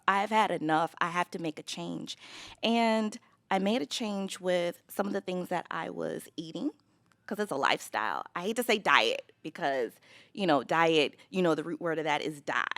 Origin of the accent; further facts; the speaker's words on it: Los Angeles, California, United States; now in Chicago, United States; I grew up in Los Angeles